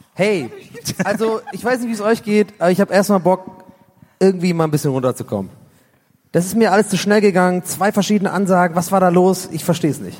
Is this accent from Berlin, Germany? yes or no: no; Cologne, North Rhine-Westphalia, Germany; ich bin ja aufgewachsen in Köln.